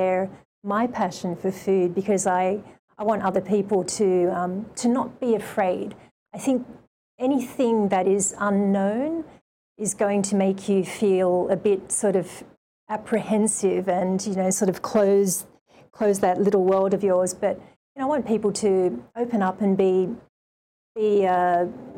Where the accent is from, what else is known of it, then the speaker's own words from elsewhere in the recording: Sydney, New South Wales, Australia; moved away as an adult; also born or lived in Japan; now in Hawaii, United States; growing up in Australia